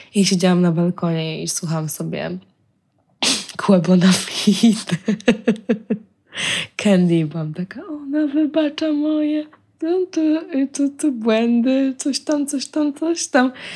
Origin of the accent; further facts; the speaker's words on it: Poland; jesteś sama, Polką, za granicą